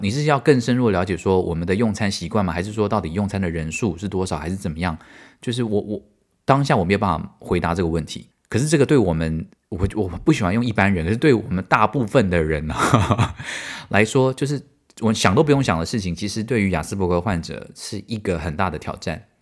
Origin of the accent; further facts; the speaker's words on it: Taiwan; moved away as an adult; 我台湾人